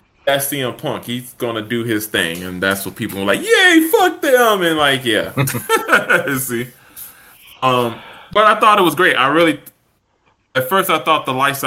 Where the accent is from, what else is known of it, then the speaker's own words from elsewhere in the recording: Chicago, Illinois, United States; I'm from Chicago